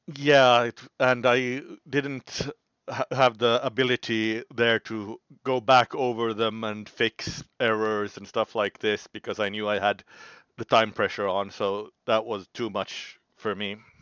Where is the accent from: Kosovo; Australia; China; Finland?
Finland; I'm from Finland